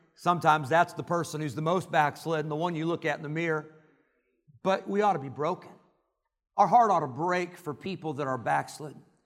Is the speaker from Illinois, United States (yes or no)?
yes; Rockford, Illinois, United States; growing up in Rockford, Illinois